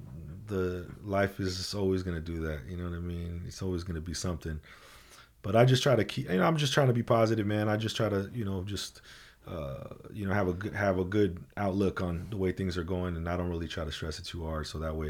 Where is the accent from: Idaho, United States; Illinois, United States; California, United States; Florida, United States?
California, United States; Oxnard; Like I said, we came from Oxnard, right? I came from fucking, you know what I mean? Came from the projects, right?